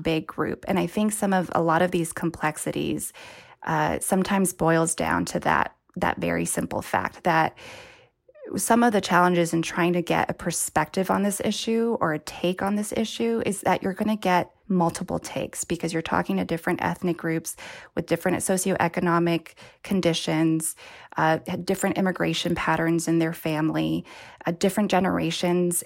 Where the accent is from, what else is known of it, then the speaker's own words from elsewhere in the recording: Bay Area, California, United States; I was born and raised in the Bay Area